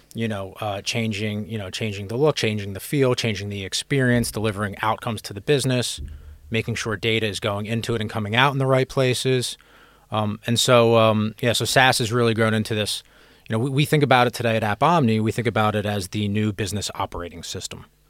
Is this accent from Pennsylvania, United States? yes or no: yes; Philadelphia, Pennsylvania, United States; moved away as an adult; also born or lived in California / San Francisco; now in London, United Kingdom; I'm from Philadelphia in the United States originally.